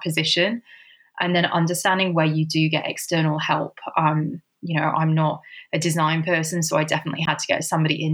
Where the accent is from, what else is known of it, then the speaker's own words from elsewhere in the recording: United Kingdom; moved away as an adult; also born or lived in Sydney, Australia; I have been originally from the UK